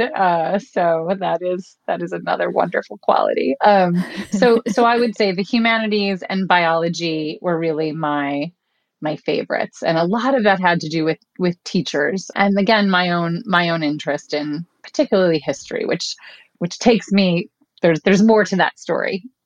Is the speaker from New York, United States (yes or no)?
yes; Buffalo, New York, United States; I grew up in Buffalo, New York, on a small cul de sac